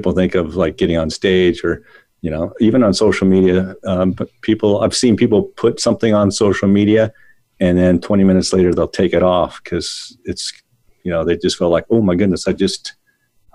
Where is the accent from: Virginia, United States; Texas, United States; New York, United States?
Virginia, United States; Northern; when I grew up in Northern Virginia